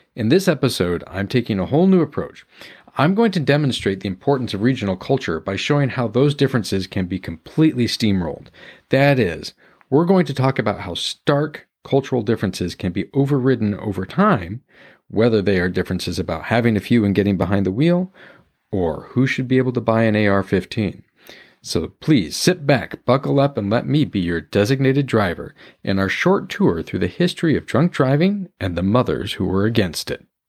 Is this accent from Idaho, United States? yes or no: yes; North Idaho, United States; I grew up in North Idaho, right on the border with Washington, eastern Washington state.